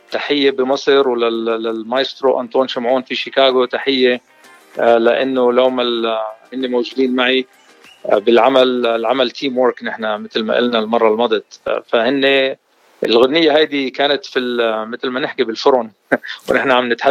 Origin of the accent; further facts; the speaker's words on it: Beirut, Beirut Governorate, Lebanon; now in Jordan; صارت الحرب آه ببيروت 70 الله لا يعيد الايام هذيك آه هربنا على الاردن ولهجتي تاردنت